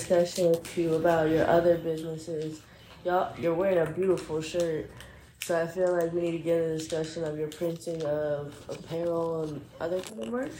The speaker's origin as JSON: {"language": "English", "region": "the South", "country": "United States", "tie": "born or raised there", "moved": "yes", "lives_now": "Chicago, United States", "said": "I grew up kind of in the South."}